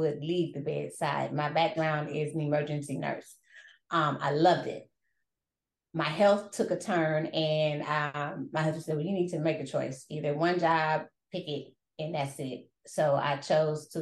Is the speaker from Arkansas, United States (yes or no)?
no; Wisconsin, United States; moved away as an adult; also born or lived in Indiana / Arizona; now in San Antonio, United States; I was born in Indiana. I was raised in Wisconsin.